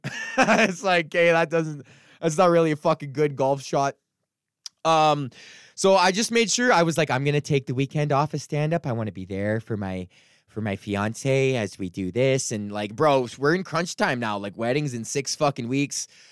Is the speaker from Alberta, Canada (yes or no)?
yes; Edmonton, Alberta, Canada; moved away; go back to my hometown